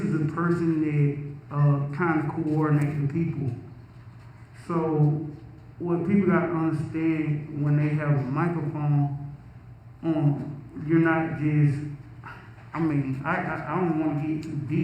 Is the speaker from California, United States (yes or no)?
no; Milledgeville, Georgia, United States; I'm from Millersville, Georgia